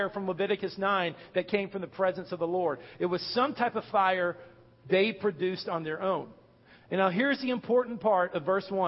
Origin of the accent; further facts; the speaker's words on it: North Texas, United States; I'm from Texas, North Texas, which is plains, very little hills